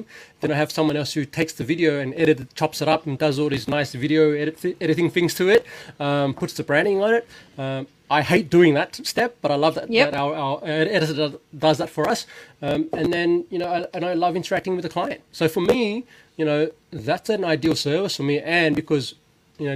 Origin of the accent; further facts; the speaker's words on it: Laos; moved away; I was born in Laos